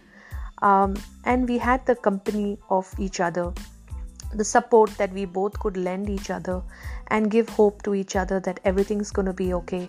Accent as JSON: {"language": "English", "town": "Chennai", "region": "Tamil Nadu", "country": "India", "tie": "born or raised there", "also_born_or_lived": "Taiwan", "moved": "as an adult", "said": "I was born in a beautiful city called Chennai, which is in South India."}